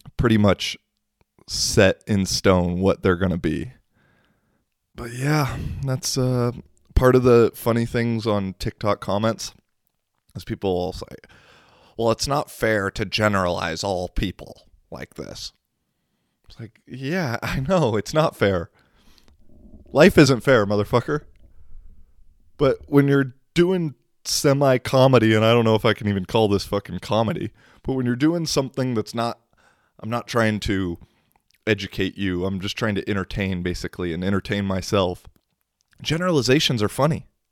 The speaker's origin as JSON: {"language": "English", "country": "United States", "accent": "American", "moved": "yes", "lives_now": "Kuopio, Finland", "said": "there's like three other American people in Kuopio"}